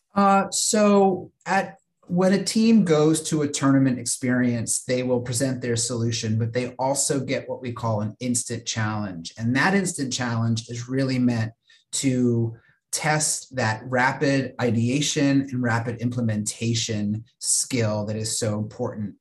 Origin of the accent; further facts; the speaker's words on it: Virginia, United States; a regional tournament that was held uh, where I grew up in Virginia